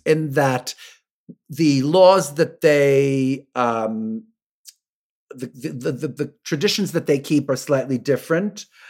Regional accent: New York City, New York, United States; also born or lived in Bridgehampton, Long Island; I'm a New Yorker, so, I mean, I've lived in New York City since I'm, I'm born in Brooklyn, and I went to high school on forty-sixth Street

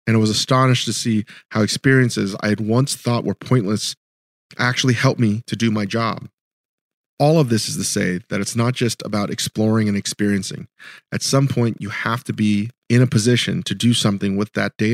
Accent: Virginia, United States; I'm a Korean American. I grew up in Virginia.

